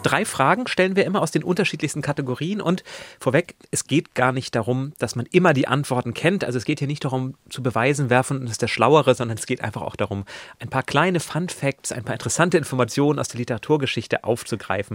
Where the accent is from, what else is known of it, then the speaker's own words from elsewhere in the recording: near Lübeck, Schleswig-Holstein, Germany; ich komme aus der Nähe von Lübeck